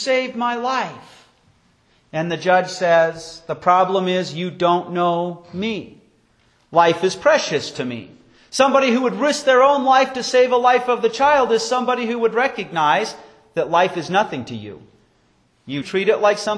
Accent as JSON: {"language": "English", "region": "Wyoming", "country": "United States", "tie": "born or raised there", "said": "growing up in Wyoming"}